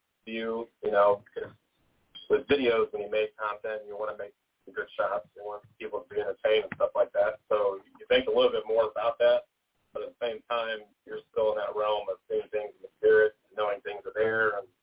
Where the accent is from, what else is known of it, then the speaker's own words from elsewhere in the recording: Richmond, Virginia, United States; I'm from Richmond, Virginia, my whole life.